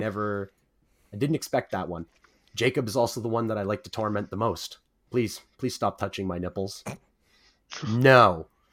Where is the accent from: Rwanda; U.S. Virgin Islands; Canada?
Canada; the Maritimes; We're from the Maritimes